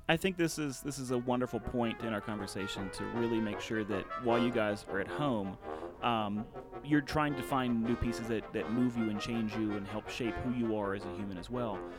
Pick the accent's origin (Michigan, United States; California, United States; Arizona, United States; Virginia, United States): Virginia, United States; Southwest; I'm from Southwest Virginia and I'm a, I'm a you know a little bit of a redneck.